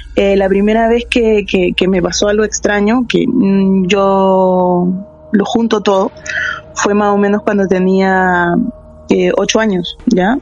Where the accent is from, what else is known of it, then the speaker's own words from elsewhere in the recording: Peru; moved away as an adult; now in Santiago, Chile; Yo soy de Perú. Yo tengo viviendo acá como 10 años.